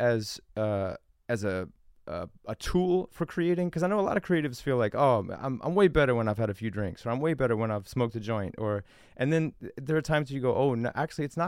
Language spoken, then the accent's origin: English; Tennessee, United States; both Scott and I grew up in Tennessee